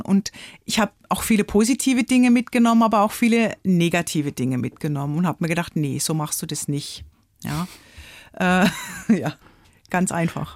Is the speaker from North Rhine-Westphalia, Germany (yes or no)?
no; Offenburg, Baden-Württemberg, Germany; in Offenburg, in meiner Stadt, wo ich aufgewachsen bin